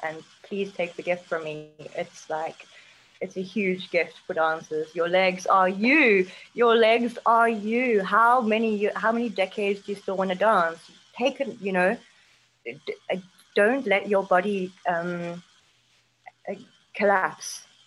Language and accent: English; South Africa; moved away as an adult; also born or lived in United Kingdom; I'm South African